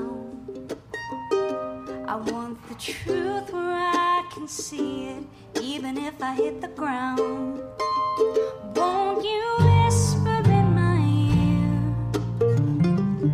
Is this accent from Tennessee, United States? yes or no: yes; Tennessee, United States; growing up in Tennessee, music is just such a way of life for so many people.